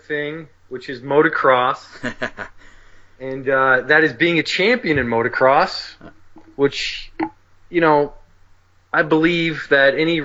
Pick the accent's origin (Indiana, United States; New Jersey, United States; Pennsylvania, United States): New Jersey, United States; moved away; also born or lived in California; I grew up in New Jersey, so I raced at Raceway Park